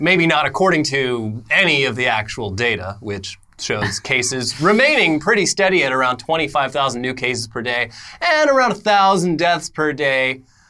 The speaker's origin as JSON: {"language": "English", "area": "Los Angeles County", "region": "California", "country": "United States", "said": "No, I'm from, officially, yeah, from Los Angeles County."}